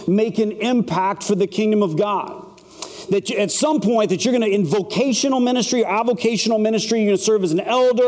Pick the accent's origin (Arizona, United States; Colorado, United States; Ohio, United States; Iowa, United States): Arizona, United States; Phoenix; I'm from Phoenix, Arizona